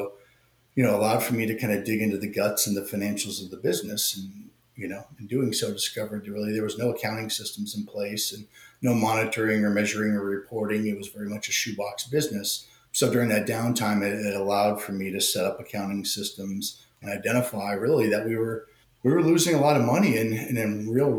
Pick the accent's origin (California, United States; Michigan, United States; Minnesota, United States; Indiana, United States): Indiana, United States; It was actually a catering company where I grew up in Indiana.